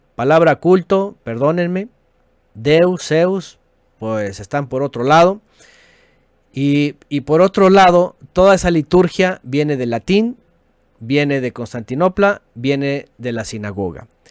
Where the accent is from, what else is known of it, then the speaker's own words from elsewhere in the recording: Mexico; como decimos en México